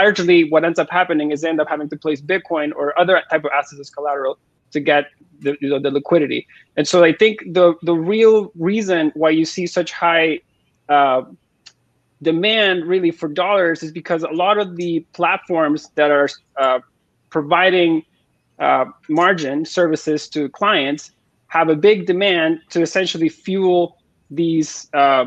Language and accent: English; Venezuela; now in Toronto, Canada; I'm from Venezuela